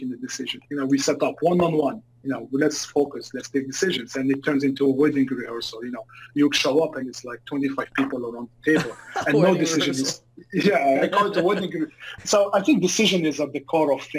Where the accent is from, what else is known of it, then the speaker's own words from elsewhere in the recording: Algeria; moved away as an adult; now in Canada; I moved to Canada when I was 18 years old due to a civil war back in my home country in Algeria, in North Africa.